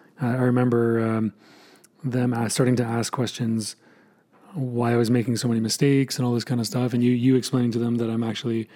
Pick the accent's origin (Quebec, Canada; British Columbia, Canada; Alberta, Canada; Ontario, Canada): Quebec, Canada; Montreal; born or raised there; moved away